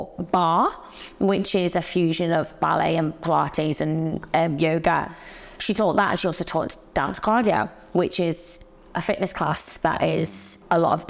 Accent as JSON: {"language": "English", "town": "Liverpool", "region": "North West England", "country": "United Kingdom", "tie": "born or raised there", "accent": "Liverpool", "moved": "as an adult", "lives_now": "London, United Kingdom", "said": "So I grew up in Liverpool, but moved to London when I was 18 to go to dance college"}